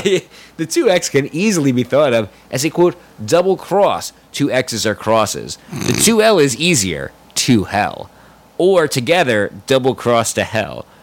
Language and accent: English; United States; growing up in America